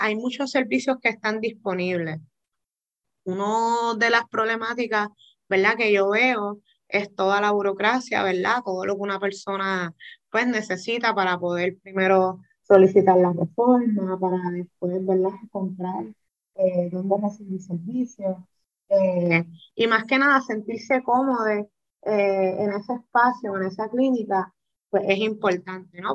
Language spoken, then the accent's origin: Spanish; Puerto Rico; nacimos con VIH en Puerto Rico